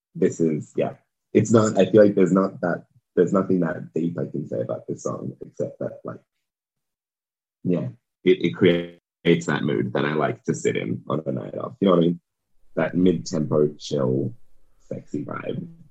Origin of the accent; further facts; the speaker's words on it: Serbia; moved away; I was born in Serbia